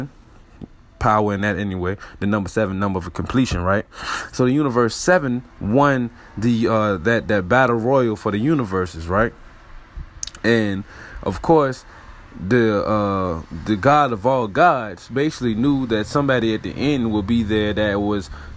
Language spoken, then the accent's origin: English; Richmond, Virginia, United States; RVA, my hometown